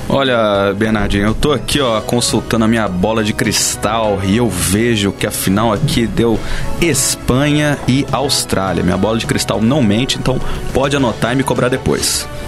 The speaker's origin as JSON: {"language": "Portuguese", "country": "Brazil", "said": "eu particularmente sou brasileiro"}